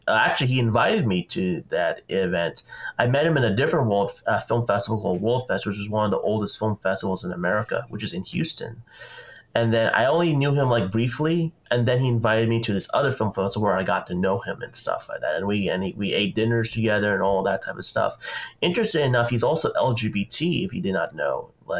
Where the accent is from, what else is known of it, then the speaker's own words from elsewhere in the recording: Philippines; I was always very interested in Chinese culture myself, even though I'm Filipino